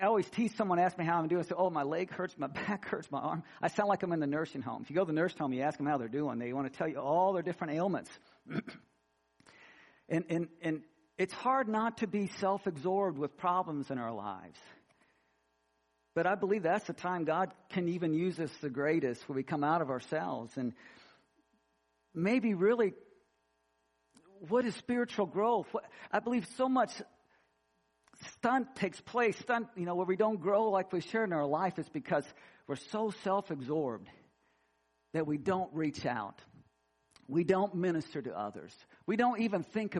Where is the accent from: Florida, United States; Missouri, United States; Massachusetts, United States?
Missouri, United States; moved away; I grew up in Missouri and we don't have alligators there